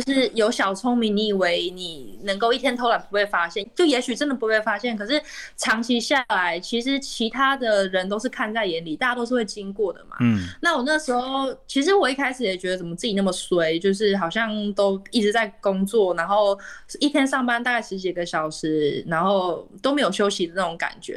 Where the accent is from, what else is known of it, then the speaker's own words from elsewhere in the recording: Taiwan; 我是从台湾来